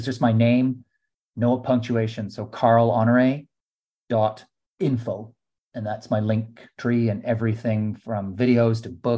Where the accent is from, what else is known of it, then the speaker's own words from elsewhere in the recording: Canada; now in London, United Kingdom; as a Canadian